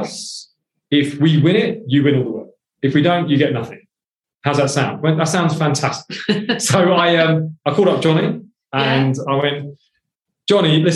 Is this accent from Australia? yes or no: no; Hounslow, London, United Kingdom; also born or lived in India; I'm an immigrant. I'm a boy from Hounslow.